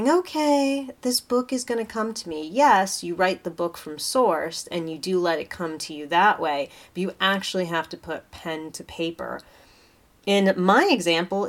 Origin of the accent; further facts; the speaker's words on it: United States; as an American